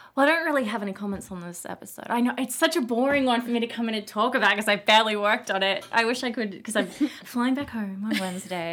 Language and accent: English; Australia; moved away; I'm from Australia